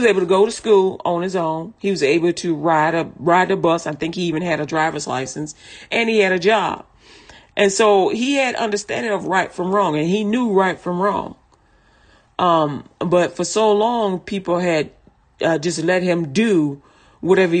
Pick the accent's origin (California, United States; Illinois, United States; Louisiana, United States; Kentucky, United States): Illinois, United States; Chicago; I'm from Chicago